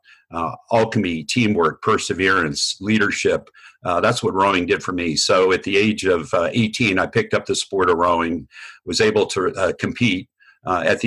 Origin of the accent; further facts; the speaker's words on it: New Jersey, United States; also born or lived in Vermont; I was born in Vermont, grew up in New Jersey.